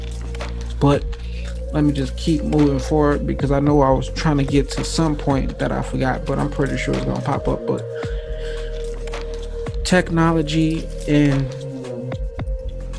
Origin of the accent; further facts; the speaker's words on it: Gary, Indiana, United States; also born or lived in Atlanta, Georgia; I come from Gary, Indiana. There is no rich people around